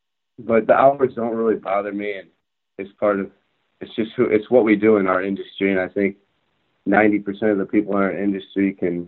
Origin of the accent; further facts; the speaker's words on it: Oakland Hills area, Michigan, United States; moved away as an adult; now in Toledo, United States; I started off at Oakland Hills with an internship with Steve Cook. That's back in my hometown, so it's about 40 minutes from my parents' house.